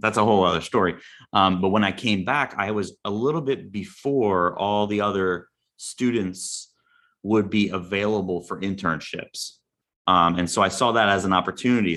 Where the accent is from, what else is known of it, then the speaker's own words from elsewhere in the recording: Long Branch, New Jersey, United States; I grew up in Long Branch, New Jersey